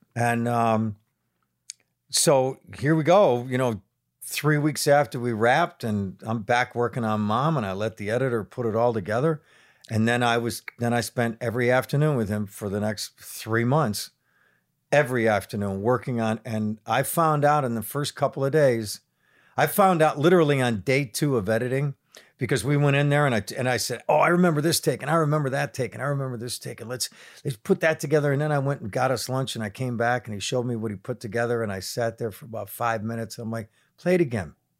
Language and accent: English; Buffalo, New York, United States; growing up in Buffalo sensibilities